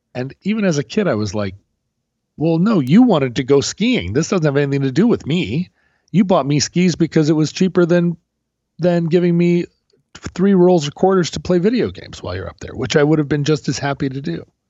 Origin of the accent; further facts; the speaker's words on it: Alaska, United States; growing up in Alaska